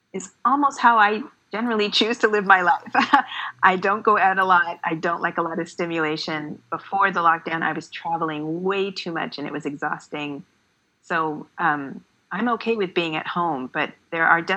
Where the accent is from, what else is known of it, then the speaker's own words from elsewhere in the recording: Canada; because I grew up in Canada, I grew up reading the classics